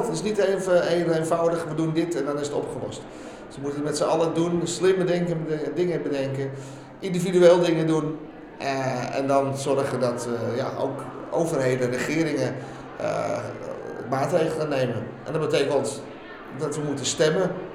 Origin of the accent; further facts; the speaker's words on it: Netherlands; Ik ben eh, geboren in Nederland, geboren getogen.